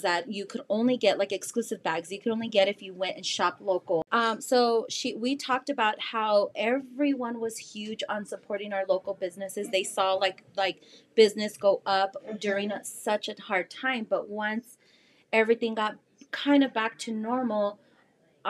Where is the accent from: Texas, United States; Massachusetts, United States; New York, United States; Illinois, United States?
Texas, United States; El Paso; also born or lived in California; I was not born here. We lived in California before we moved back to El Paso